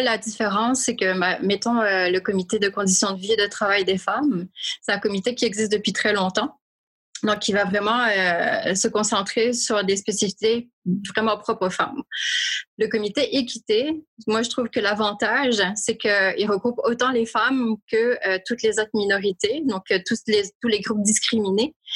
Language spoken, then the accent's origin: French; Réunion; moved away as an adult; now in Montreal, Canada; je suis originaire de l'île de la Réunion, qui est un département français situé dans l'océan Indien. Ça fait 21 ans cette année que je vis à Montréal.